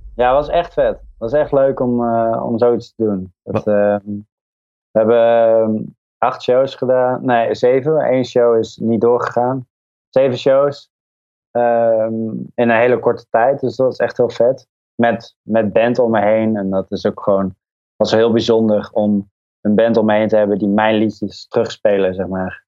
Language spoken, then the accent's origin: Dutch; North Brabant, Netherlands; Ik ben opgegroeid in Brabant in een dorpje.